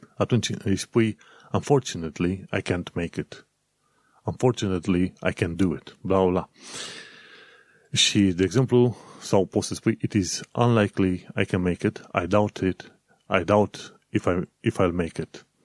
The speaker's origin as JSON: {"language": "Romanian", "country": "Romania", "moved": "yes"}